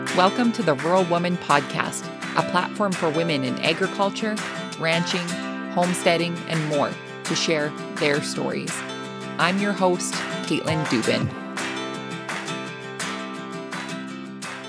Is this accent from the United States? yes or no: no; Lethbridge, Alberta, Canada; I grew up in Lethbridge, Alberta